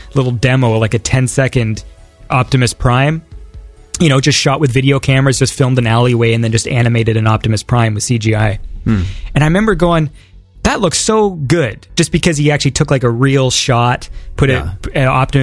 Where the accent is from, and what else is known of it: Canada